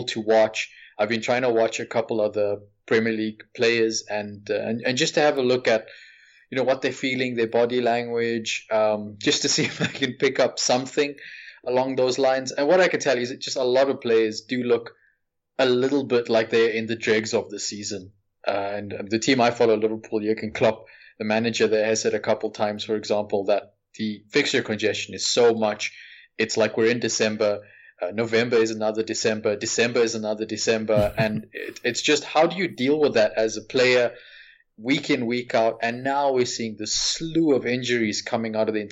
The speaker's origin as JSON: {"language": "English", "country": "South Africa", "said": "you know what it's like here in South Africa. I'm from South Africa"}